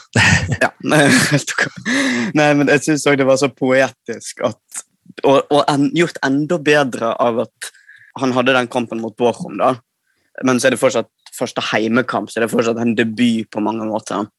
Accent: Førde, Vestland, Norway; now in Bergen, Norway; jeg er vestlending

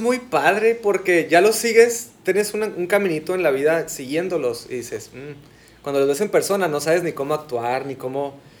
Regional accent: Sonora, Mexico; soy arquitecto sonorense, Aquí estudié en, Hermosillo

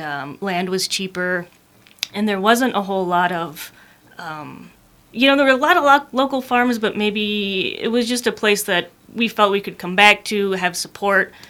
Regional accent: Calumet, Michigan, United States; moved away as an adult; also born or lived in Colorado; I'm from Calumet originally

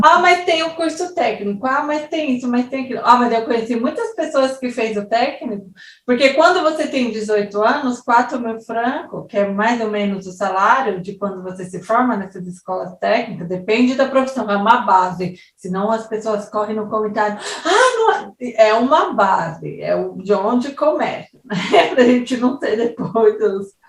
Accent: São Paulo, Brazil; moved away as an adult; now in Switzerland; São Paulo, por exemplo, que é onde eu nasci e vivi 21 anos da minha vida

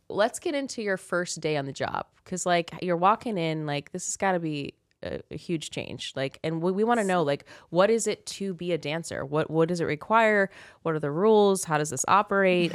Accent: Kansas, United States; now in Las Vegas, United States; we've escaped. I escaped Kansas

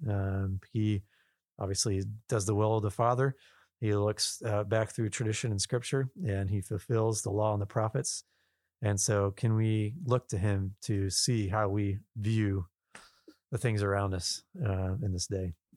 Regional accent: Southwest Virginia, United States; I'm living here and I'm born and raised in Southwest Virginia

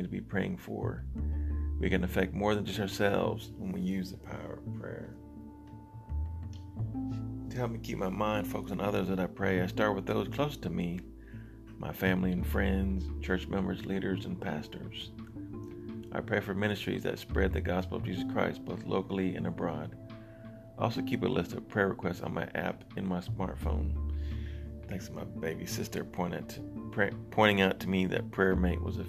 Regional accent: United States; born and raised in America

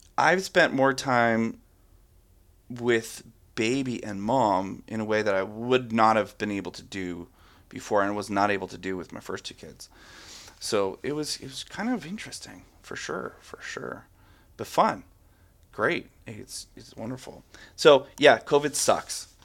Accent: Calgary, Alberta, Canada; I grew up in Ca, at, in Calgary, Alberta, which is in the middle of the city

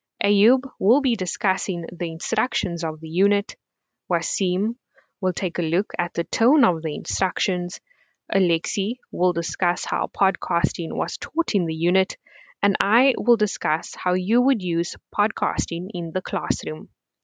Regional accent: Cape Town, Western Cape, South Africa; I am from Cape Town.

